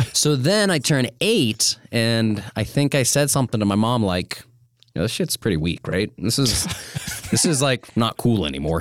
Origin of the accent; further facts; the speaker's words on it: Missoula, Montana, United States; I'm from Missoula, and I moved into the house that my parents still live in, when I was two